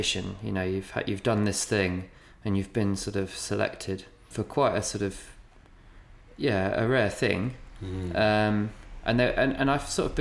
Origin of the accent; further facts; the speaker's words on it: New Buckenham, East of England, United Kingdom; I'm from Norfolk, a village called New Buckenham